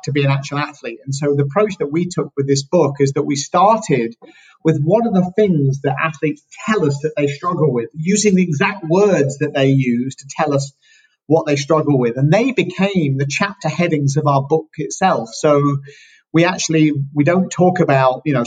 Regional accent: United Kingdom; moved away as an adult; also born or lived in California; now in San Diego, United States; I'm British, same as Leslie, moved out to California, where we now live

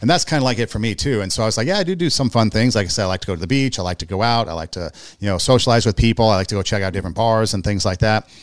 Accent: Los Angeles, California, United States; also born or lived in Iowa / Nebraska; I grew up in California, I grew up in L

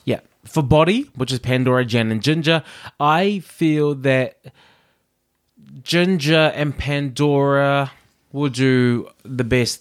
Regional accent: New Zealand; growing up in New Zealand

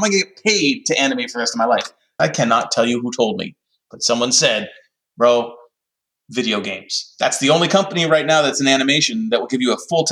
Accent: Canada; also born or lived in Montreal / Vancouver; I'm Canadian

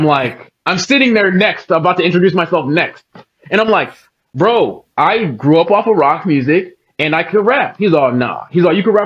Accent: Oceanside, California, United States; also born or lived in Newark, New Jersey / San Diego, California; my hometown of Oceanside, California

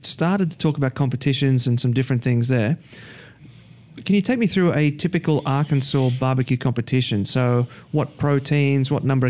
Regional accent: Gold Coast, Queensland, Australia; I'm from the Gold Coast in Queensland in Australia, and we barely need a heater at all.

